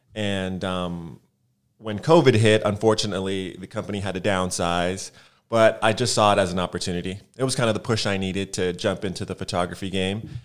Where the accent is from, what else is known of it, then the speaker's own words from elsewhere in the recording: Los Angeles, California, United States; moved away as an adult; now in Atlanta, United States; I'm from Los Angeles. Was here 25 years before I decided to leave